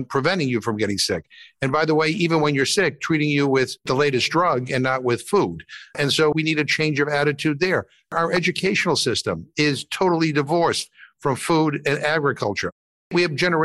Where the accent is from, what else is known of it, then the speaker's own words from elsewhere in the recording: Massachusetts, United States; I'm from Massachusetts, so we grow cranberries